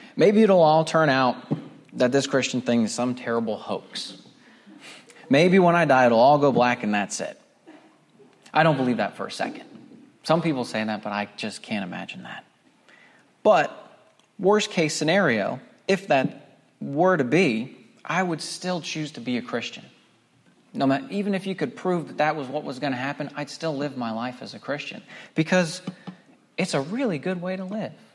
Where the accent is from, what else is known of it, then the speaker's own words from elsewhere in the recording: Pennsylvania, United States; moved away as an adult; also born or lived in Scranton, Pennsylvania / Philadelphia area, Pennsylvania; now in North Carolina, United States; I was born just outside of Scranton in northeastern Pennsylvania